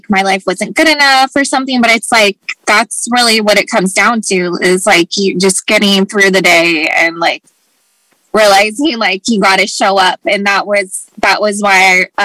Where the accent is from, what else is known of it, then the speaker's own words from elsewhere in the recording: Anchorage, Alaska, United States; moved away; also born or lived in Los Angeles; I've tried to move away several times because I grew up in up in Anchorage, Alaska, and then I moved to LA, and um, so they're all very different places.